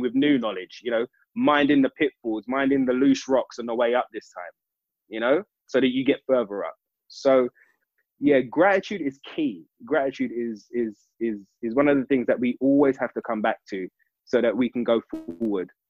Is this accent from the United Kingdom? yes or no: yes; London, United Kingdom; I'm an East London boy, born in East in East London